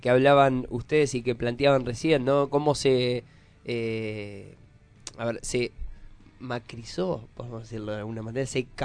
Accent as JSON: {"language": "Spanish", "region": "Tucumán", "country": "Argentina", "moved": "yes", "lives_now": "Buenos Aires, Argentina", "said": "Yo soy tucumana, no voto acá"}